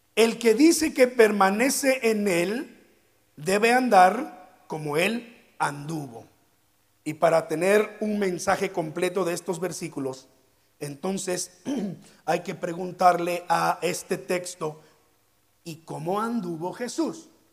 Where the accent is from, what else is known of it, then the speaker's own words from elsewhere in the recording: Veracruz, Mexico; los que somos de Veracruz